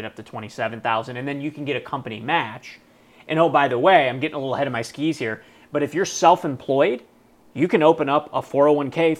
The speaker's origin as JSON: {"language": "English", "town": "Cleveland", "region": "Ohio", "country": "United States", "said": "I'm from Cleveland"}